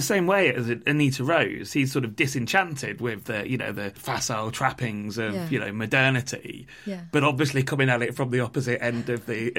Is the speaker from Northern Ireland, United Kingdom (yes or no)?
no; Leicester, East Midlands, United Kingdom; But I grew up in Leicester, which is a town of a similar size, you know, also has a massive diaspora from the subcontinent.